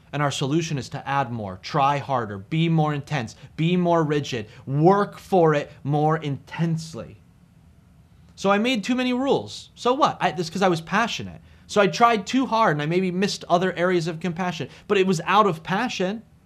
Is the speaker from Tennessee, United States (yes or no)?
no; New Jersey, United States; I'm from New Jersey. It's where I preach and do ministry from.